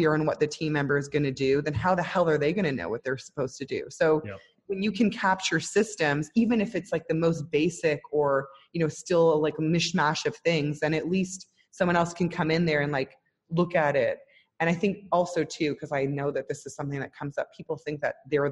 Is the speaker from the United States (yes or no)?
no; Toronto, Ontario, Canada; moved away as an adult; now in Israel; I'm originally Canadian from Toronto